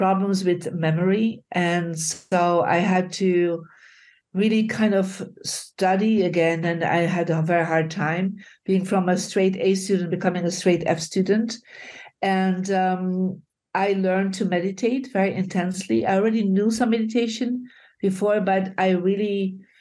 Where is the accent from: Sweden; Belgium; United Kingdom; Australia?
Belgium; when I was 15, I grew up in Belgium.